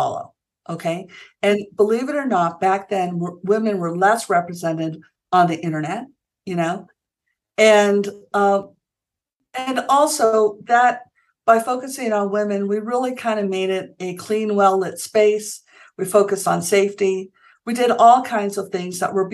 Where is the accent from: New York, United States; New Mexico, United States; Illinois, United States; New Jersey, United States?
New Mexico, United States; Santa Fe; also born or lived in Stanford, California; I grew up here in Santa Fe, New Mexico